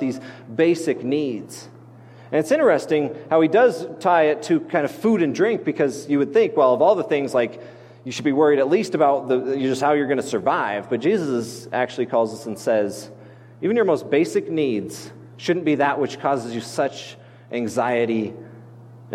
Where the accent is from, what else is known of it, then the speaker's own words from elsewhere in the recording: Grand Junction, Colorado, United States; outside the city of Grand Junction where I grew up on the Grand Mesa